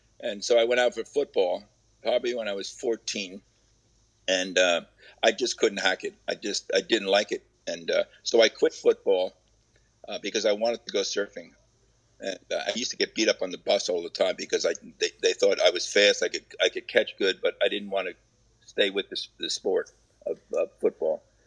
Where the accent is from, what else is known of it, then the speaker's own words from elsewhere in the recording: Lakewood, New Jersey, United States; in 1950, I was born in Lakewood, New Jersey